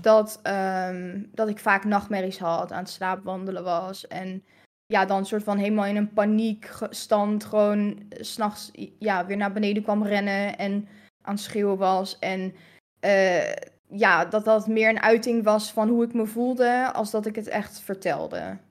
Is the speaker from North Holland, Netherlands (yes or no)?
yes; Hilversum, North Holland, Netherlands; born or raised there; also born or lived in Aruba